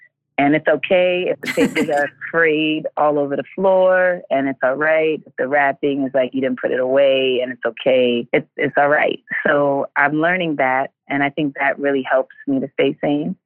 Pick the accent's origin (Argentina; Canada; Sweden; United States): United States; New York City, New York; a girl growing up in Hell's Kitchen in Harlem in New York City.